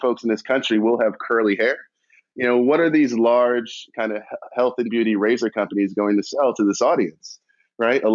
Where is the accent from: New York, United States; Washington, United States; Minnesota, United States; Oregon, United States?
New York, United States; New York City; I'm from Queens